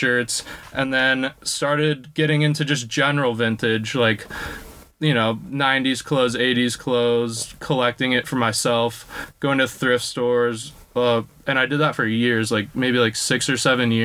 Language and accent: English; Palos Verdes Estates, California, United States; I grew up in Palos Verdes Estates, which is probably 45 minutes south of campus here